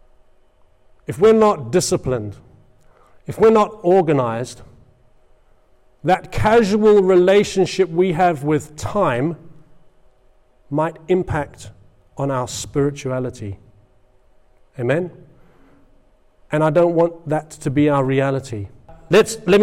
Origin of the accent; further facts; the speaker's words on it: England, United Kingdom; I'm an Englishman, and I am